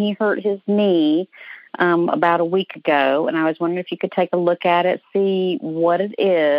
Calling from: Atlanta, Georgia, United States; I'm calling from Atlanta.

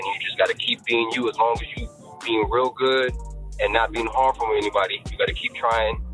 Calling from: Chicago, Illinois, United States; I'm calling from Chicago.

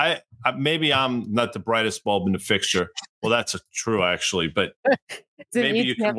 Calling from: Morristown, United States; from Morristown.

